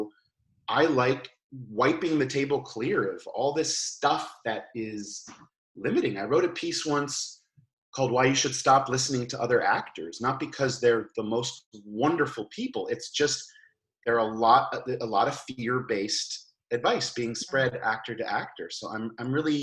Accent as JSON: {"language": "English", "town": "Boston", "region": "Massachusetts", "country": "United States", "tie": "born or raised there", "also_born_or_lived": "New York", "moved": "as an adult", "said": "I grew up in Boston"}